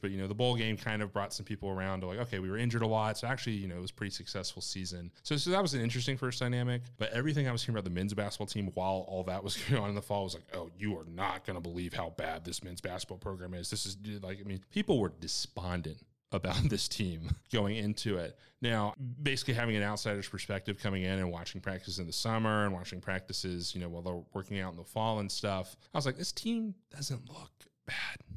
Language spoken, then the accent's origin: English; Winston-Salem, North Carolina, United States; moved away as an adult; now in Murfreesboro, United States; I'm from Winston-Salem, so our local affiliate's the High A for the White Sox